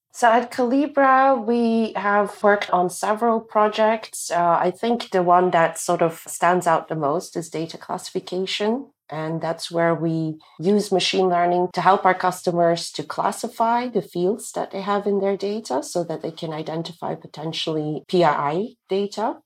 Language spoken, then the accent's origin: English; Belgium; moved away as an adult; I'm originally from Belgium